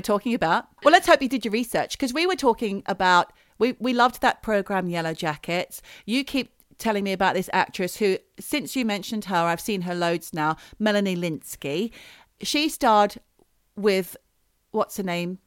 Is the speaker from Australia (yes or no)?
yes; Australia; we so unpopular with New Zealanders as Australians